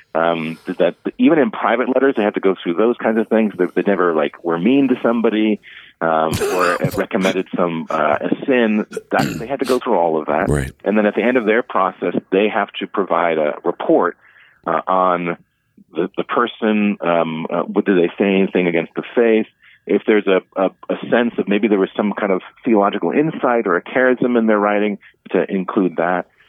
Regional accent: Cleveland, Ohio, United States; now in Omaha, United States; when I was growing up in Cleveland

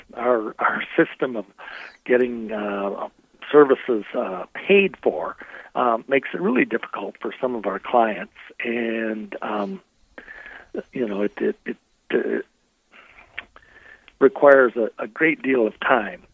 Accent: Rochester, Minnesota, United States; also born or lived in Collegeville, Minnesota / Madison, Wisconsin; I am born and raised in Rochester, Minnesota

